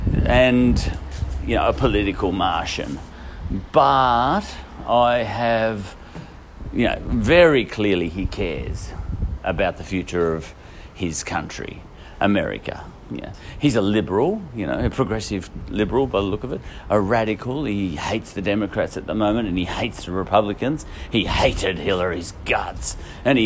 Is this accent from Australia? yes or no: yes; Australia; As an Australian